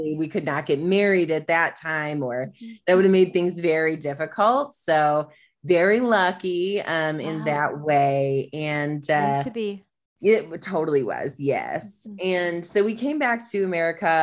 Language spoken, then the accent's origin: English; Michigan, United States; now in Austin, United States; I grew up in Michigan